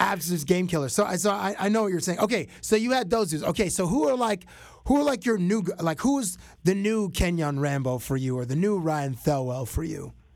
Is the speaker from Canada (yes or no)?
yes; Toronto, Ontario, Canada; I grew up in Toronto